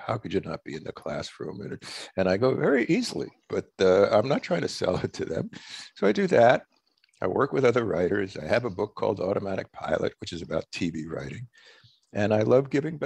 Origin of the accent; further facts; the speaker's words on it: New York, United States; I grew up in New York.